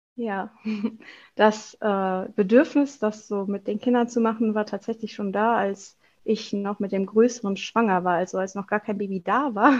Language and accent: German; Wuppertal, North Rhine-Westphalia, Germany; ich komme aus Wuppertal